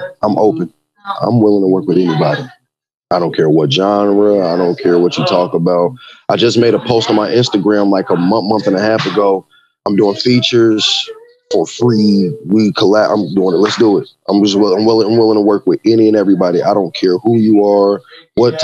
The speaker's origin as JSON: {"language": "English", "town": "Champaign", "region": "Illinois", "country": "United States", "tie": "born or raised there", "said": "I was from the town. It's my hometown"}